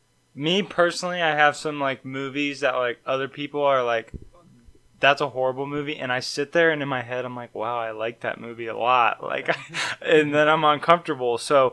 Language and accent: English; Ashland, Ohio, United States; All right, so I'm from Ashland.